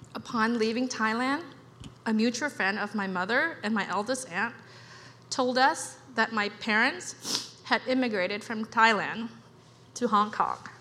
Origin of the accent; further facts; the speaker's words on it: Cambodia; now in United States; I was born in Cambodia and grew up with my extended family